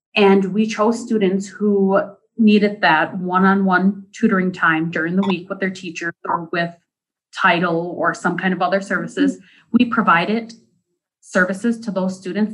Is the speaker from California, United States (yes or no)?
no; Deer River, Minnesota, United States; I am from Deer River, Minnesota